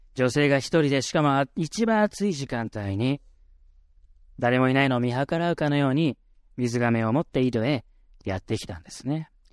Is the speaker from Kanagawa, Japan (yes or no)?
yes; Yokohama, Kanagawa, Japan; 僕は神奈川県横浜市出身